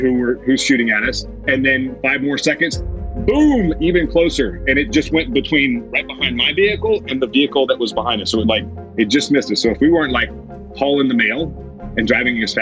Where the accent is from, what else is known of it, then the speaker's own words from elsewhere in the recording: Meridian, Mississippi, United States; I grew up in Meridian, Mississippi